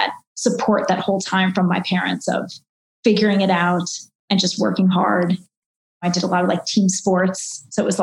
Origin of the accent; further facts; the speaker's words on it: Maryland, United States; moved away; also born or lived in Washington, District of Columbia, United States; I was only a half hour away from home because I grew up in Maryland